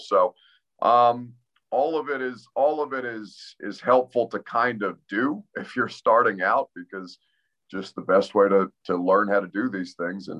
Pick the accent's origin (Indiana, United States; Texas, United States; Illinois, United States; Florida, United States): Indiana, United States; I come from Indiana